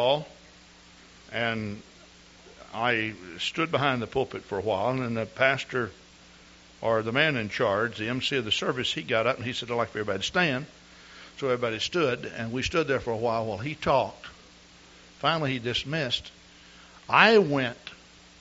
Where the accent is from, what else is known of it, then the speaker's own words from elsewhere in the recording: East Texas, United States; I grew up in East Texas.